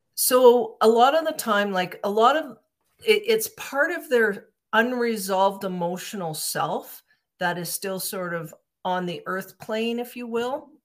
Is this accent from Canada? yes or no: yes; Calgary, Alberta, Canada; I'm from Calgary, Alberta, and I, I hooked up with a group here in Calgary